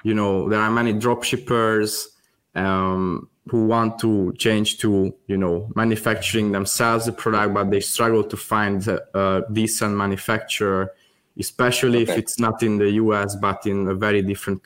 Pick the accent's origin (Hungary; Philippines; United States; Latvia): Hungary; also born or lived in Thailand; now I'm usually in Hungary, in my home country, actually, where my family is